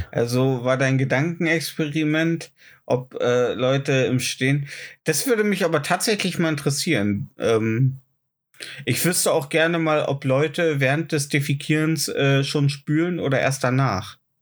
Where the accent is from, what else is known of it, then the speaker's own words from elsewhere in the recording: GDR, East Germany, Germany; ich bin nicht lang genug in der DDR aufgewachsen